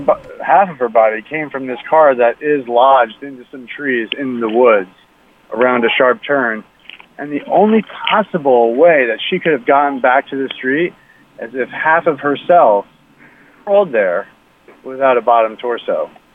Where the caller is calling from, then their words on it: Jersey City, New Jersey, United States; Jersey City.